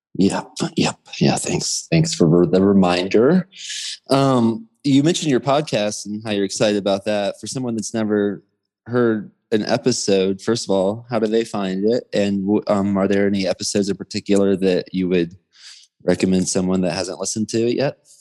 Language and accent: English; Georgia, United States; moved away; growing up in Georgia in the South playing baseball and sports